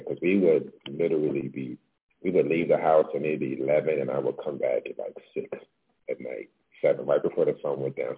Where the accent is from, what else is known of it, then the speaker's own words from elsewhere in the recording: Baltimore, Maryland, United States; also born or lived in New York; now in Los Angeles, United States; I'm originally from Baltimore